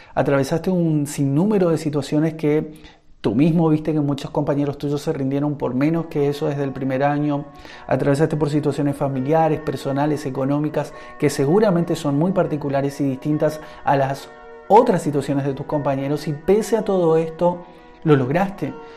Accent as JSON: {"language": "Spanish", "country": "Argentina", "said": "en mi país, en Argentina donde vivo"}